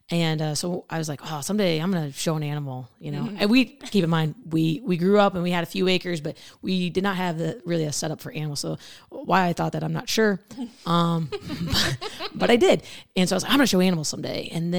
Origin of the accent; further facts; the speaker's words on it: Illinois, United States; So I grew up in Central Illinois. I did not grow up in a farming background.